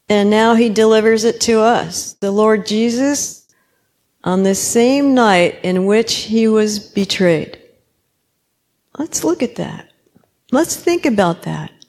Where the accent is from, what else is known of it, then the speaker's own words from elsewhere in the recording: Kenya; I'm Kenyan, so I'll try to keep it short